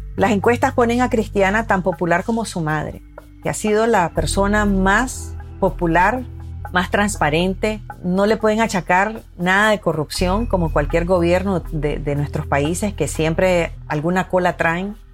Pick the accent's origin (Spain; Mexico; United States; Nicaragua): Nicaragua; Yo viví, yo crecí en Nicaragua, yo soy nicaragüense